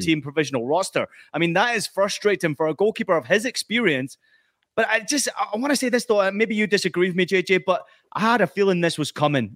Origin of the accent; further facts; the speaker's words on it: United States; as an American